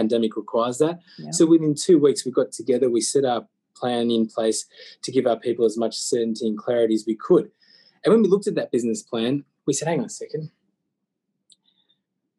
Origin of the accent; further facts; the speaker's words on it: Australia; I was born and blessed in Aussie